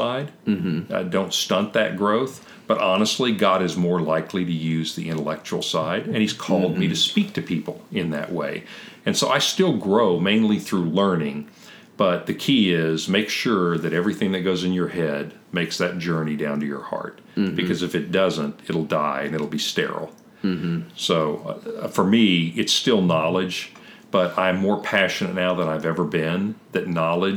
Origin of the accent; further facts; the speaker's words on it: Kentucky, United States; I'm a hillbilly from Kentucky